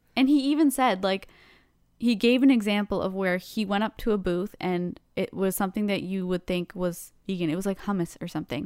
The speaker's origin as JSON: {"language": "English", "country": "Canada", "said": "we're Canadian"}